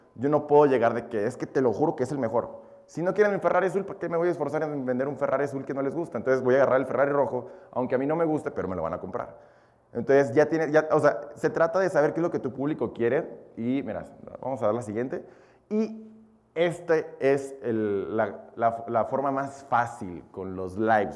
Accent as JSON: {"language": "Spanish", "country": "Mexico", "tie": "born or raised there", "also_born_or_lived": "Belarus", "said": "yo nací nada más allá, yo llegué a México a los dos años."}